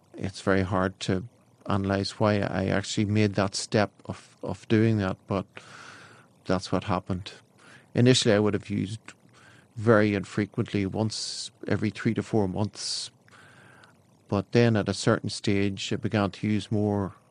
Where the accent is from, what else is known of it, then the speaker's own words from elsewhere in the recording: County Down, Northern Ireland, United Kingdom; I'm from West River in County Down in Ireland.